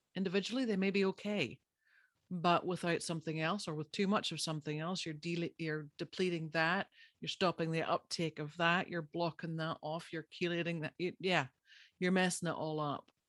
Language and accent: English; Ireland; I'm Irish. By birth, I grew up there.